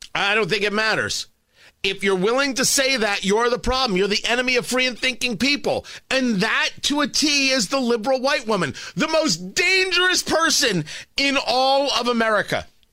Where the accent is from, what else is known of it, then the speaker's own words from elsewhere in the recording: New Jersey, United States; I grew up in Jersey near the shore